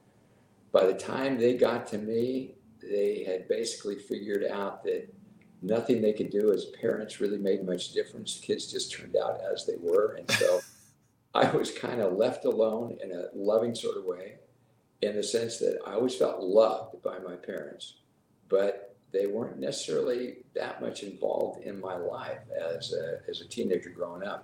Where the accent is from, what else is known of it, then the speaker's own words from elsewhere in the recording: Sacramento, California, United States; also born or lived in Salt Lake City, Utah; I grew up in Sacramento from 2 years on. Lived in the same house from the time we moved there until I got married